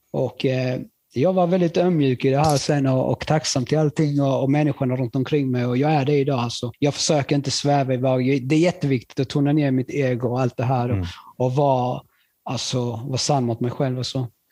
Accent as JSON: {"language": "Swedish", "region": "Skåne", "country": "Sweden", "tie": "born or raised there", "also_born_or_lived": "Chile", "said": "jag var från Skåne"}